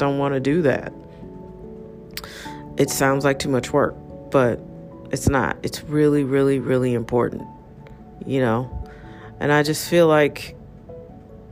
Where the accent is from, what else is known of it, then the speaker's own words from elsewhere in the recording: United States; I'm an American